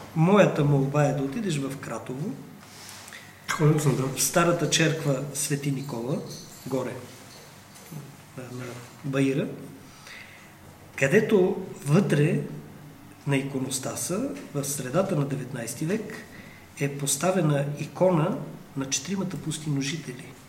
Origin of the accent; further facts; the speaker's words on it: Bulgaria; аз съм българин